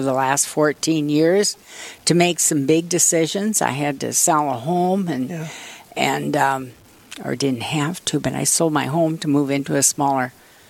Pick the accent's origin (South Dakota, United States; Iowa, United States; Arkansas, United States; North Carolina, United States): South Dakota, United States; Plankinton; now in Aberdeen, United States; I was born in Plankton.